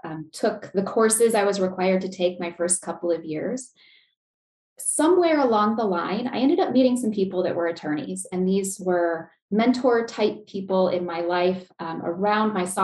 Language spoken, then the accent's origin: English; Chandler, Arizona, United States; moved away as an adult; now in Lincoln, Nebraska, United States; I'm actually originally from the Phoenix, Arizona area, if anyone's familiar, Chandler, which is a suburb. So I was born, raised there